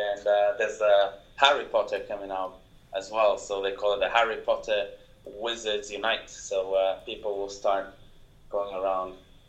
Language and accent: English; Portugal; accent: Portuguese; my Portuguese accent.